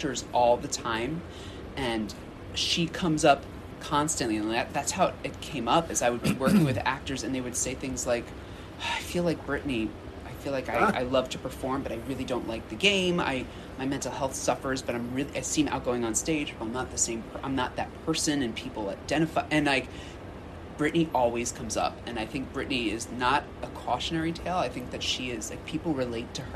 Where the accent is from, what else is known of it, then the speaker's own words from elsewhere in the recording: New York City, New York, United States; now in Philadelphia, United States; I'm originally from Brooklyn, New York, and I am located in Philadelphia